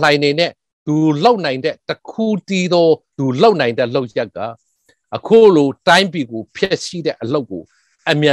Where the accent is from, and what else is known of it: Chin people / Chin State, Myanmar